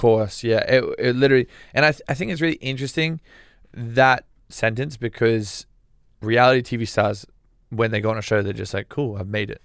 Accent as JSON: {"language": "English", "country": "Australia", "said": "I'm Australian"}